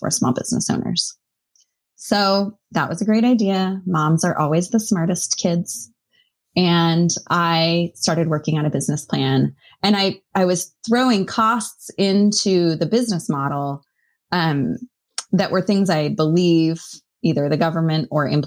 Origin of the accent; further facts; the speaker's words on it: Boise, Idaho, United States; moved away as an adult; also born or lived in Missoula, Montana; I grew up in Boise, Idaho